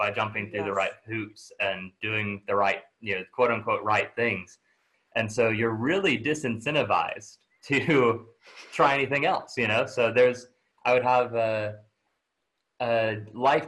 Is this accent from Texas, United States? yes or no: yes; near Tyler, East Texas, United States; moved away; grew up in relatively small town in East Texas, right outside of Tyler